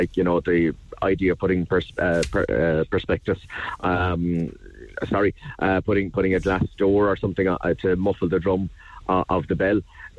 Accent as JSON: {"language": "English", "town": "Cork", "region": "Munster", "country": "Ireland", "said": "It's great fun as an Irish person to go up there, as a Corkonian to go up there and have the opportunity."}